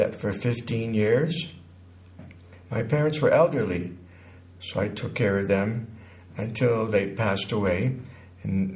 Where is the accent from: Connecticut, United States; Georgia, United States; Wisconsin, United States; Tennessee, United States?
Connecticut, United States; now in New Mexico, United States; I was born in Connecticut in 1948